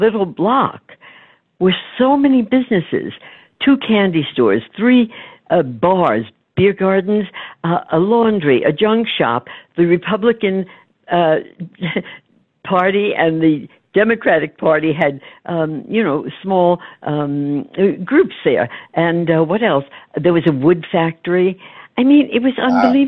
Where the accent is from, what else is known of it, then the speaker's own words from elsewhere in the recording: New York City, New York, United States; I was born right there, and then grew up in an area called Yorkville